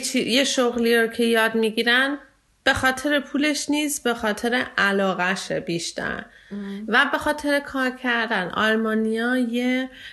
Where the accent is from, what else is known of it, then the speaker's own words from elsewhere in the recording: Iran; now in Germany; ایرانی هستم